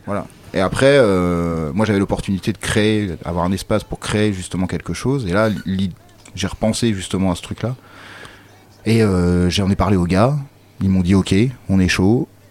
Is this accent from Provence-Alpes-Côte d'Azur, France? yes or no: no; Caen, Normandy, France; je viens de Caen